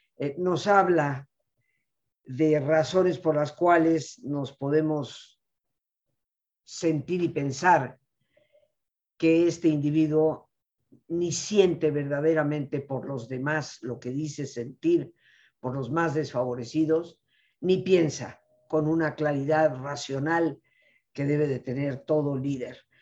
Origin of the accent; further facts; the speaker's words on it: Mexico; como mexicana